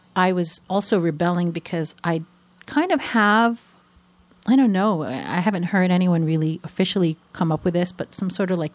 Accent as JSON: {"language": "English", "region": "New York", "country": "United States", "tie": "born or raised there", "said": "So it's pretty rare, so I can say that even though I don't sound like I'm from New York, I am a native New Yorker."}